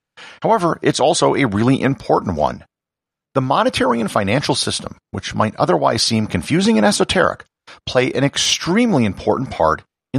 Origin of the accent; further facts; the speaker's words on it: New Mexico, United States; There are many wonderful things for people to learn about my home state of New Mexico